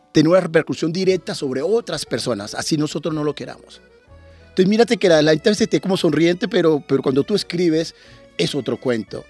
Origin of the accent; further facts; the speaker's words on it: Turbo, Antioquia, Colombia; moved away as an adult; also born or lived in Medellín, Colombia / Narbonne, France / Montpellier, France; now in France; yo terminé el bachillerato en Urabá, yo vengo de Turbo